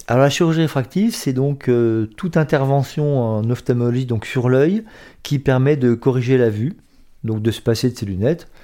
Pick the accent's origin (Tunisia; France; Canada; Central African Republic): France; Metz, Grand Est; je suis né à Metz en 1963